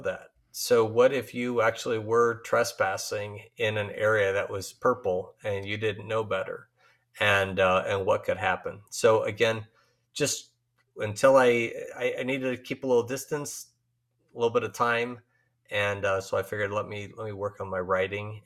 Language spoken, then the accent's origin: English; Chicago, Illinois, United States; Chicago, uh, my hometown